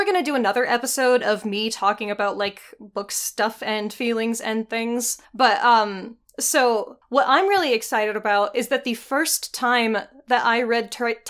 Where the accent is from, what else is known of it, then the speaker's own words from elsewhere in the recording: Texas, United States; now in South Dakota, United States; I was born in Texas